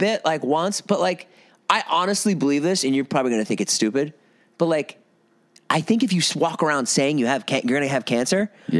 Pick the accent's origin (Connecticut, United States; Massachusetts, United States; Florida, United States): Massachusetts, United States; Boston; moved away; I'm from Boston. I haven't been back there. I haven't lived there for a while. I was back there last summer.